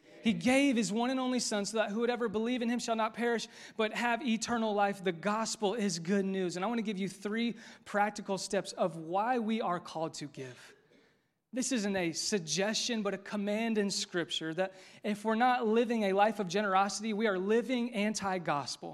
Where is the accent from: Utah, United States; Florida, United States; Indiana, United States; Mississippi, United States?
Indiana, United States; Westfield; This is my hometown. I'm from Westfield, born and raised